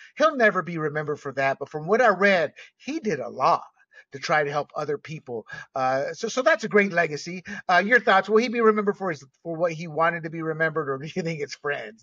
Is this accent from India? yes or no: no; Panama; I grew up with cannabis because I was born and raised in Panama